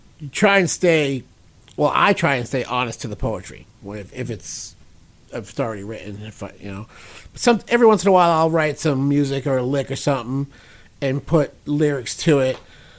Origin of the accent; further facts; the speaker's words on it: Brockton, Massachusetts, United States; also born or lived in Sault Ste. Marie, Michigan; No, but I've been here a long time, but I was born in Michigan, but I grew up in Brockton, Massachusetts.